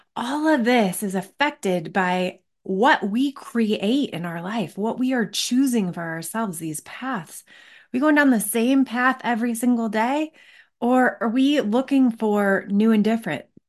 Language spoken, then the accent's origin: English; Michigan, United States; now in Colorado, United States; I grew up in Michigan